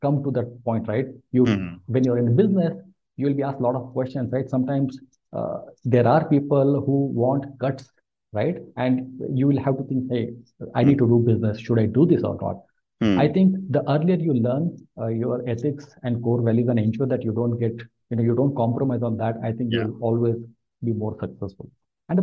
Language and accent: English; India; moved away as an adult; also born or lived in Mumbai, India; now in Bangalore, India; although I was born in Mumbai, I come and I was, you know, I grew up in a very, very small village